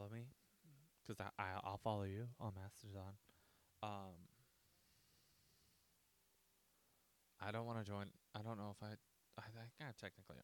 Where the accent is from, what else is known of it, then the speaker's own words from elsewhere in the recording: United States; I'm an American who came back from England